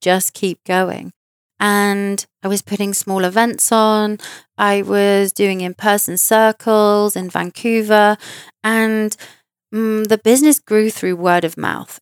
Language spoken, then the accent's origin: English; United Kingdom; in London, in my home country